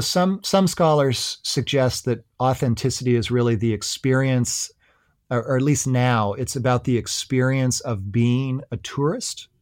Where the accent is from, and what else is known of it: United States